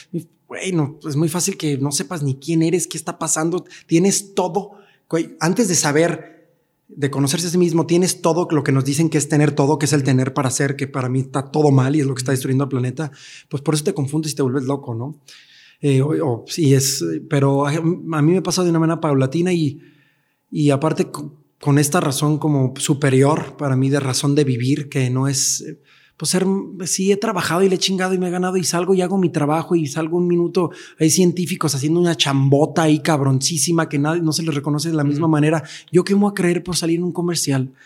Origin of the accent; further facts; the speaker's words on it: Mexico; now in Mexico City, Mexico; como mexicanos